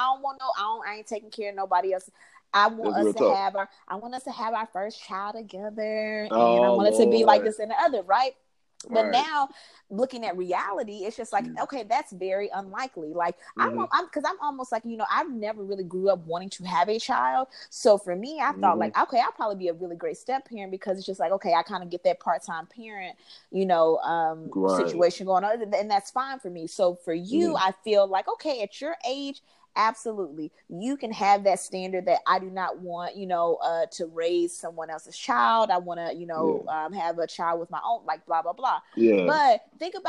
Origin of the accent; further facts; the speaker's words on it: Huntsville, Alabama, United States; we grew up in Northside, you know, Huntsville